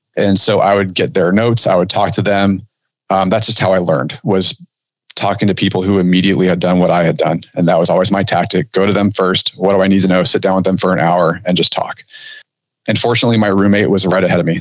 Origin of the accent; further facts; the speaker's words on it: Southern California, United States; I grew up in Southern California